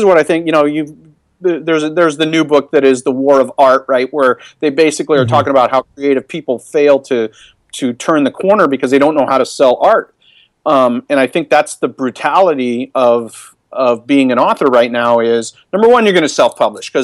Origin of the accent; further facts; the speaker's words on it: Seattle, Washington, United States; I'm kind of from Seattle